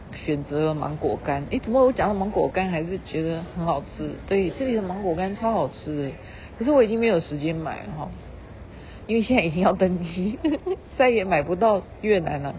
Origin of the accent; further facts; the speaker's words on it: Taiwan; 像我们台湾人很会花钱